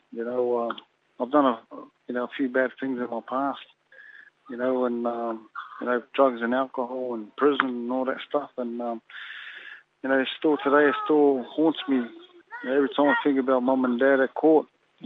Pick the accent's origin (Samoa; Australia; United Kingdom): Samoa; I'm from that side, I'm from Samoa